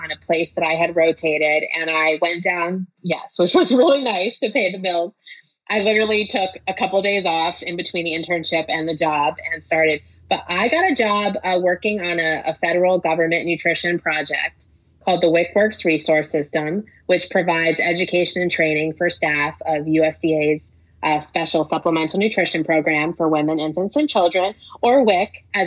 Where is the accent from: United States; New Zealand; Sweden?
United States; New Jersey; now in Baltimore, United States; I'm from New Jersey. I went to Rutgers